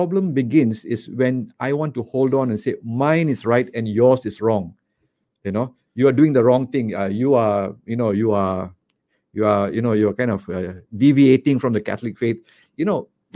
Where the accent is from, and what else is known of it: Malaysia; born or raised there; also born or lived in Kuala Lumpur